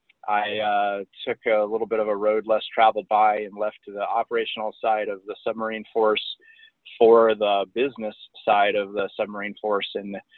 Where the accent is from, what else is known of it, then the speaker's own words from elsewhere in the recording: Springfield, Virginia, United States; also born or lived in Las Vegas / Germany; I was born in Las Vegas, Nevada, and we moved all over the country and the world, frankly, living in Germany for about 4 years. Ultimately, I went to high school in Northern Virginia for 2 of the 4 years, and that's where I graduated